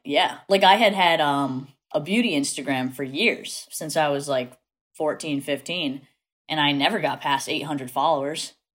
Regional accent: New Bedford, Massachusetts, United States; accent: Massachusetts; I am from South Coast, Massachusetts, which is like New Bedford area

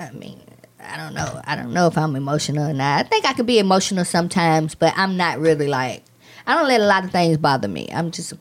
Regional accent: Atlanta, Georgia, United States; my hometown, Atlanta

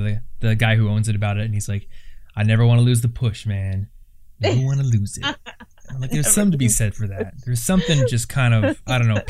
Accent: Iowa, United States; I'm from Iowa

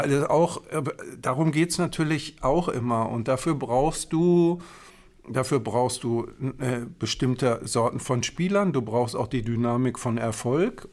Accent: Herne, North Rhine-Westphalia, Germany; Ich komme ja aus Herne ja. Ähm, und bin als, äh, als Kind und als Jugendlicher äh, immer zu Westfalia hingegangen

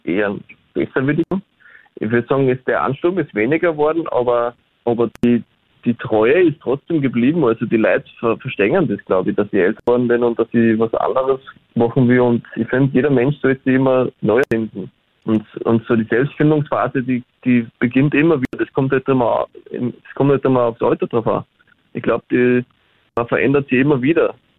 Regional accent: Austria; accent: Austrian; also born or lived in Berlin, Germany; reden tue ich dann wiederum Österreichisch

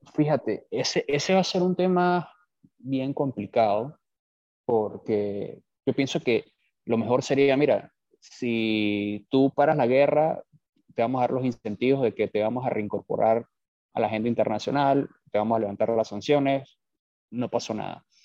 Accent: Venezuela; moved away as an adult; also born or lived in Bogotá, Colombia / New York, United States / Lima, Peru; now in Miami, United States; yo soy venezolano. Eh, por razones obvias tuve que abandonar Venezuela

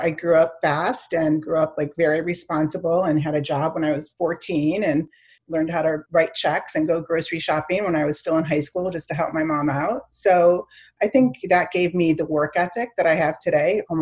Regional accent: Chicago, Illinois, United States; also born or lived in Miami, United States; So I grew up in Chicago and Miami. So very diverse cities there.

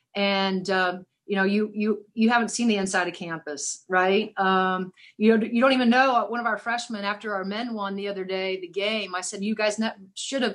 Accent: Seymour, Indiana, United States; I'm the second famous person in Seymour.

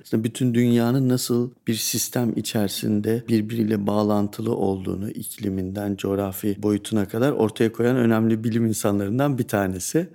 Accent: Turkey; Memleketimize baktığınızda dağlık, e, dağlar, ovalar bu topografik çeşitlilik çok yüksek.

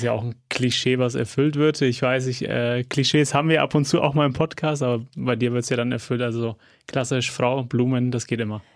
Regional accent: Fürth, Bavaria, Germany; Als gebürtiger Fürther und Kleeblatt-Fan

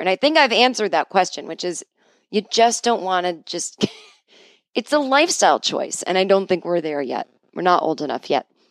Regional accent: New England, United States; I grew up in New England

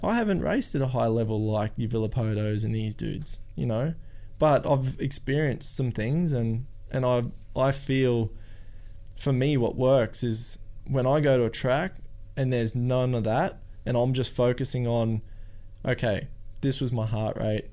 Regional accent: Australia; I'm from Australia

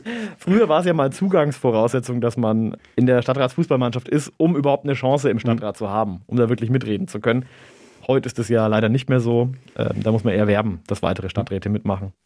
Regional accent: Nuremberg, Bavaria, Germany; Ich bin äh, in St. Peter aufgewachsen, äh, war auf der Schara-Schule

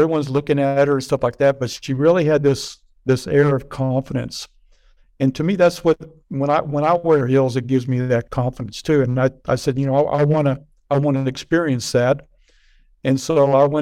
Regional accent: Lubbock, Texas, United States; I grew up in Lubbock, Texas, which is a very cowboy type

